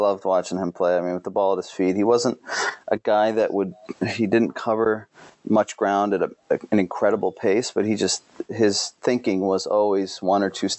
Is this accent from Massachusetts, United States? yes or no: yes; Boston, Massachusetts, United States; growing up in the United States in the Boston area.